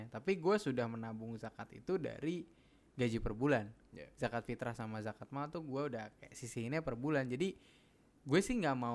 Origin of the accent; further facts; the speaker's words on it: Sumatra, Indonesia; now in Jakarta, Indonesia; di kampung halaman gua udah nggak ada keluarga gua gitu rata-rata udah pindah ke Jakarta atau ke daerah lain jadi nggak ada keharusan untuk pulang ke Sumatera sih kalau gua gitu.